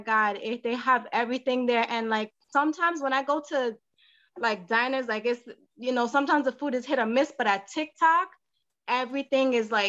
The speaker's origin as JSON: {"language": "English", "town": "Montclair", "region": "New Jersey", "country": "United States", "said": "Well, I'm actually from Jersey. So I moved from Jersey, Montclair, Jersey."}